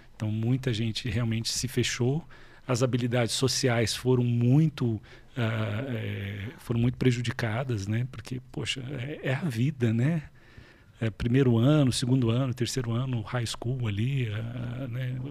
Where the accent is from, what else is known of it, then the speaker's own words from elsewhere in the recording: Varginha, Minas Gerais, Brazil; moved away; lá em Vardinha, né? Eu sou, eu sou lá do sul de Minas, a famosa terra